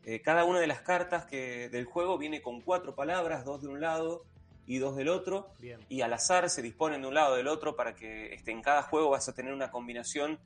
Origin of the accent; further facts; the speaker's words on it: Argentina; como argentino